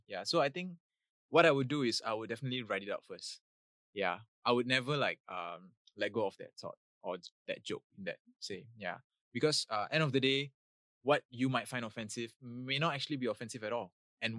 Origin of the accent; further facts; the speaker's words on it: India; now in Singapore; I'm an Indian, so it's back to my homeland, and I was having an Indian passport